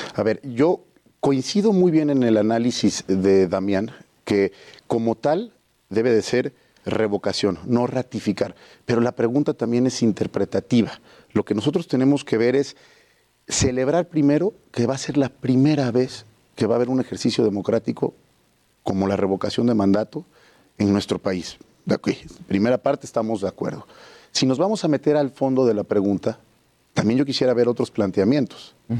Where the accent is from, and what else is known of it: Oaxaca, Mexico